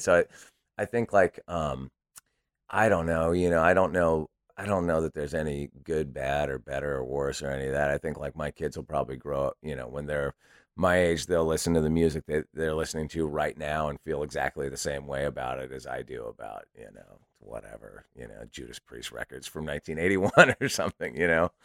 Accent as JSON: {"language": "English", "town": "Santa Barbara", "region": "California", "country": "United States", "tie": "born or raised there", "also_born_or_lived": "Los Angeles / San Francisco", "moved": "as an adult", "said": "I grew up in Santa Barbara and then lived in L"}